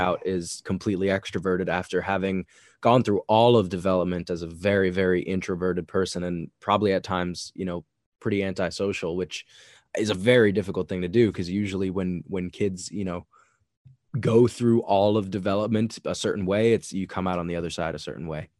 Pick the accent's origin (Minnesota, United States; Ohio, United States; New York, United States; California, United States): New York, United States; Long Island; I grew up in a suburban part of New York. I grew up in Long Island, so I was not in the city